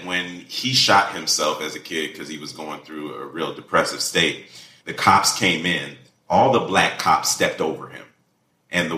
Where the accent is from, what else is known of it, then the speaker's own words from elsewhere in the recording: Jamaica; I come from Jamaica